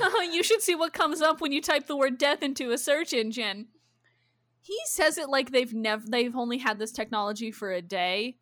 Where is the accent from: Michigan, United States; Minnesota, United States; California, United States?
Minnesota, United States; Minnesota and Iowa, United States; I grew up in Minnesota and Iowa